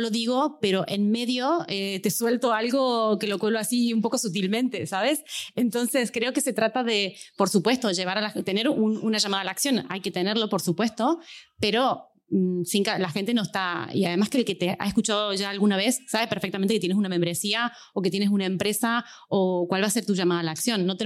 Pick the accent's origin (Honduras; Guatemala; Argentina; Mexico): Argentina; accent: Argentine, half Spanish; que se vaya familiarizando con mi tonada argentina medio española eh, que hablo de esta manera